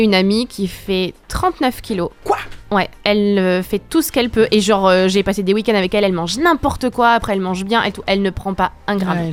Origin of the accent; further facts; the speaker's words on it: France; on est français